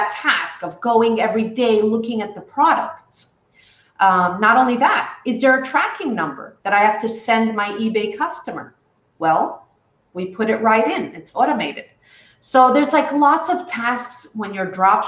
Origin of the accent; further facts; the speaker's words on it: New York City, New York, United States; moved away as an adult; now in Israel; I grew up in New York, part in Brooklyn. Sometimes I was in Manhattan. So I'm a real New Yorker